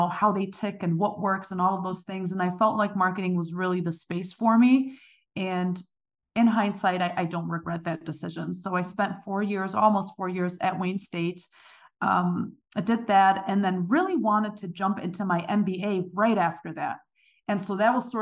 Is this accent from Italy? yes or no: no; Germany; moved away as an adult; now in United States; originally I'm from Germany. I was born and raised there.